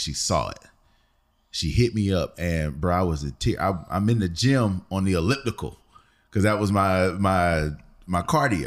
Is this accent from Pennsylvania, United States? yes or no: yes; Philadelphia, Pennsylvania, United States; I'm from Philly